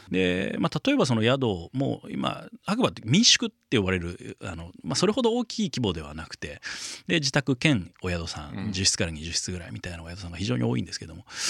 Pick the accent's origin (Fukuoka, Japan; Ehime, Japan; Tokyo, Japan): Tokyo, Japan; moved away as an adult; also born or lived in Hakuba, Japan; もともと生まれも育ちも東京でですね